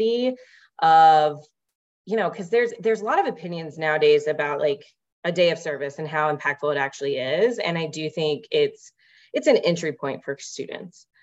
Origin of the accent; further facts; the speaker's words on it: Louisville, Kentucky, United States; also born or lived in Portland, Maine; now in Denver, United States; I'm originally from Louisville, Kentucky